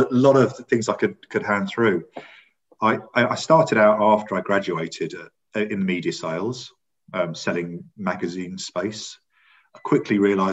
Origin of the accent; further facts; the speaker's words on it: St Albans, East of England, United Kingdom; also born or lived in Singapore / North London; I'm a North London boy. I was brought up in St Albans, and I was in a very nice estate, a nice primary school up to the age of 11